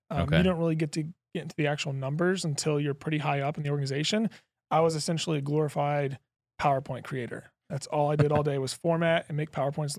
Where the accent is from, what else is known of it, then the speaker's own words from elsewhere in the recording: Lexington, Kentucky, United States; Yeah, so I'll bring it back all the way to growing up in Lexington, Kentucky. Went to the University of Kentucky.